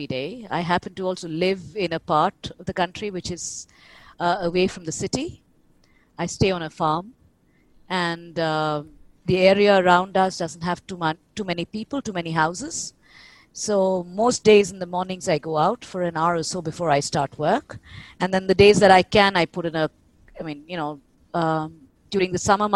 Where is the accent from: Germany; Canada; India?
India; moved away as an adult; also born or lived in Israel / England / New Zealand / United States; I'm a birder from India